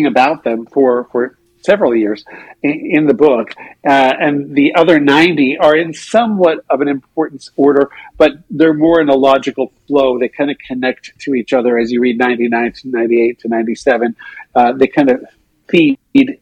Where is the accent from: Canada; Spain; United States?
Canada; Saskatchewan; I grew up in Saskatchewan